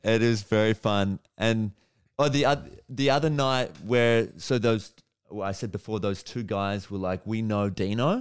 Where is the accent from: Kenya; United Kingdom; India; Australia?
Australia; Melbourne, Victoria; also born or lived in New York; I'm, I'm from Melbourne